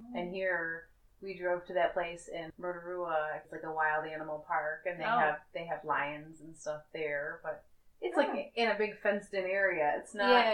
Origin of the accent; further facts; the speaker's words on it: North Carolina, United States; moved away as an adult; now in New Zealand; We're from North Carolina